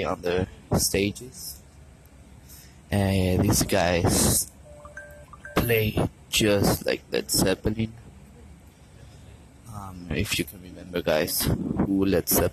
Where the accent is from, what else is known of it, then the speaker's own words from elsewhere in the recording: Caracas, Capital District, Venezuela; I'm from Caracas, Venezuela